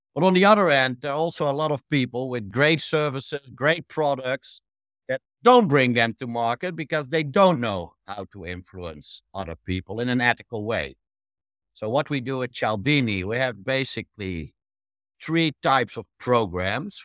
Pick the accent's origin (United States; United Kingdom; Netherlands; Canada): Netherlands; I'm from the Netherlands originally